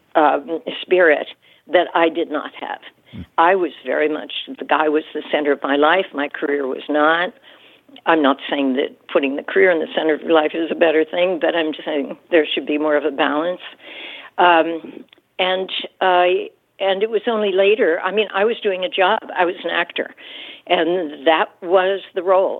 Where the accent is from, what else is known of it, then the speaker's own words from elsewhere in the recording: Pittsburgh, Pennsylvania, United States; moved away as an adult; also born or lived in New York City; I came to New York City, you know, from Pennsylvania. I grew up near Pittsburgh, but grew up, you know, in the suburbs